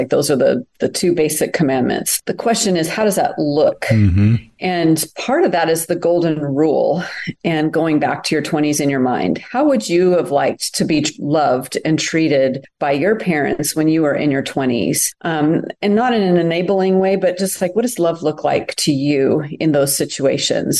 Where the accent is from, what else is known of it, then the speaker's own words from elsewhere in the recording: United States; also born or lived in France; I'm such an American